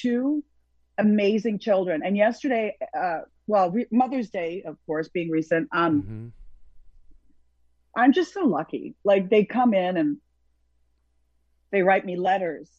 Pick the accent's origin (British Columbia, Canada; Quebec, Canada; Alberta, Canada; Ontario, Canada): Ontario, Canada; Toronto; now in Hollywood, United States; I'm from Toronto.